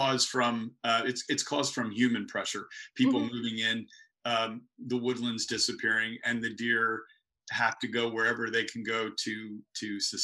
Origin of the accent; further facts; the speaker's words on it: Delaware County, Pennsylvania, United States; I grew up in Delaware County, Pennsylvania, on a wooded lot